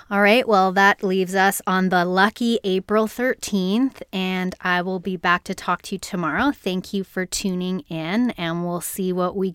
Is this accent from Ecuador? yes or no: no; Canada; accent: Canadian; my Canadian accent